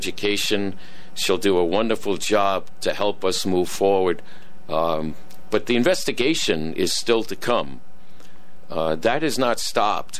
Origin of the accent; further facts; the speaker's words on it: Norwich, Connecticut, United States; I live here. This is my hometown